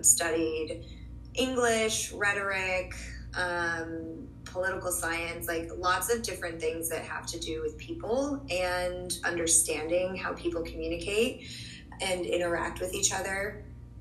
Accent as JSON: {"language": "English", "region": "Southern California", "country": "United States", "moved": "as an adult", "lives_now": "Brooklyn, United States", "said": "I originally am from Southern California, but I have lived in New York for 11 years"}